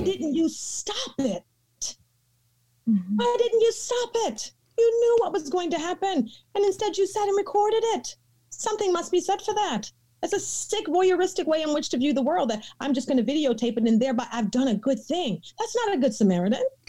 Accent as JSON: {"language": "English", "region": "the South", "country": "United States", "said": "I'm from the South, and so my folks um, use scripture a, a bit differently"}